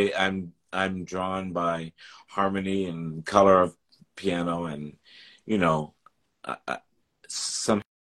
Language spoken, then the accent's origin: English; Dayton, Ohio, United States; moved away; also born or lived in El Paso, Texas; I grew up there in Dayton, originally in the northern part, northern suburbs of Dayton.